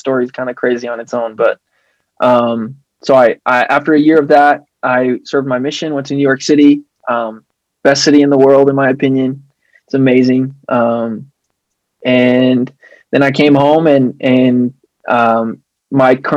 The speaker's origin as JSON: {"language": "English", "town": "Hermosillo", "region": "Sonora", "country": "Mexico", "tie": "born or raised there", "moved": "yes", "lives_now": "Phoenix, United States", "said": "I was born in Mexico. My older sister and I were born in Mexico in Hermosillo, which is in the state of Sonora."}